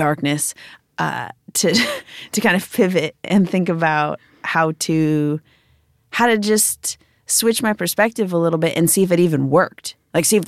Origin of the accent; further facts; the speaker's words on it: Chicago, Illinois, United States; But yeah, I grew up in Chicago